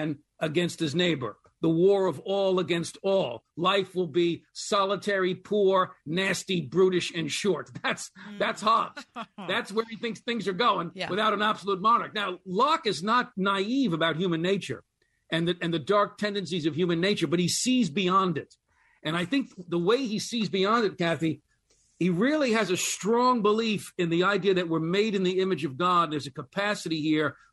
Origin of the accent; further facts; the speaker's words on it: United States; as an American